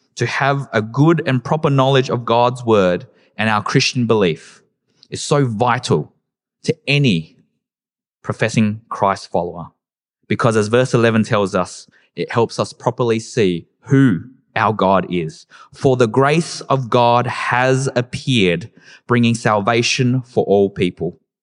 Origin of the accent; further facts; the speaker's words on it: Adelaide, South Australia, Australia; growing up in Adelaide, during the early and late two thousands